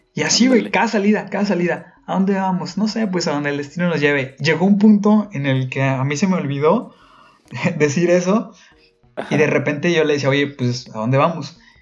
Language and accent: Spanish; Ciudad Victoria, Tamaulipas, Mexico